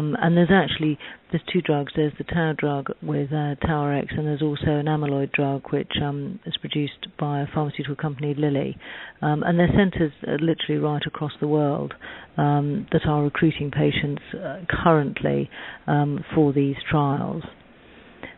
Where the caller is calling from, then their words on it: London, United Kingdom; I'm calling from Recognition Health in London.